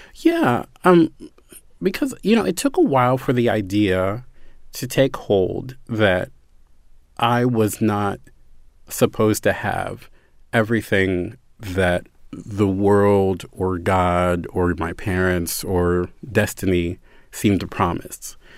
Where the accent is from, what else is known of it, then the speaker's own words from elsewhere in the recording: Baltimore, Maryland, United States; I'm from Baltimore